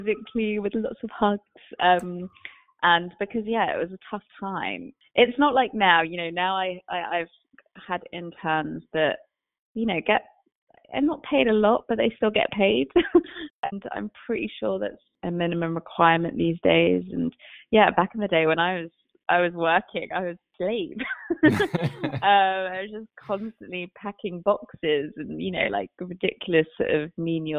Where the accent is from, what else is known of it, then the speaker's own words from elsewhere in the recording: London, United Kingdom; moved away as an adult; now in New York City, United States; I'm from London. I grew up pretty much sort of close to central London.